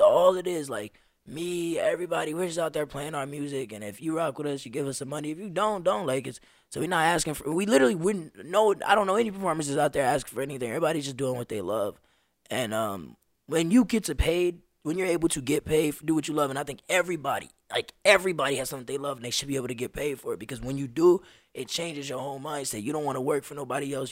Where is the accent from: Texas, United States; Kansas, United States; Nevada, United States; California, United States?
Nevada, United States; Las Vegas; also born or lived in New York; I moved here in Vegas when I was uh, first grade. So I was five years old